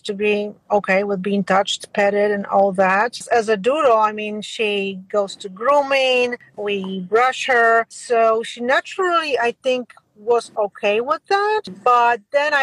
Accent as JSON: {"language": "English", "country": "Poland", "tie": "born or raised there", "moved": "yes", "said": "as I was growing up in a different country, I was growing up in Poland"}